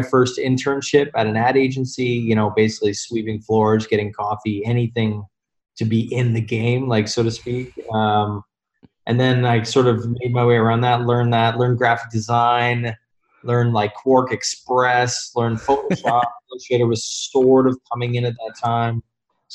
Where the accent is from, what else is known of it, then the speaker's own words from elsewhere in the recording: Calgary, Alberta, Canada; moved away as an adult; also born or lived in Toronto, Canada / Denmark; I'm from Calgary, Alberta, originally, and then moved to Toronto when I was 23